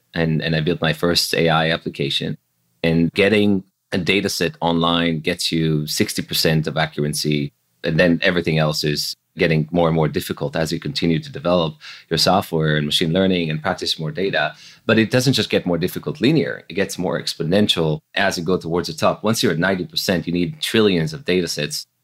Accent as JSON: {"language": "English", "town": "Jerusalem", "region": "Jerusalem District", "country": "Israel", "tie": "born or raised there", "also_born_or_lived": "Silicon Valley", "moved": "as an adult", "said": "I grew up in Jerusalem in Israel, so pretty far away from Silicon Valley."}